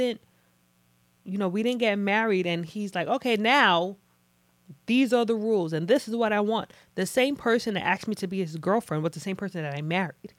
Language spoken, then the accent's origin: English; Nigeria; I'm Nigerian, but in Nigerian culture, like growing up